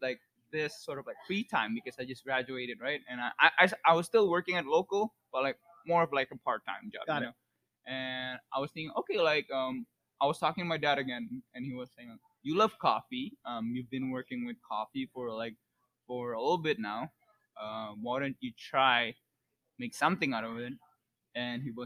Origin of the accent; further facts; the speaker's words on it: Indonesia; now in United States; I'm from Indonesia as well